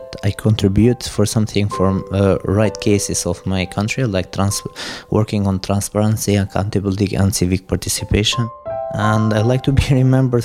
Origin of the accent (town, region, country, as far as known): Tirana, Tirana County, Albania; born or raised there; also born or lived in Lismat (birthplace, Albania)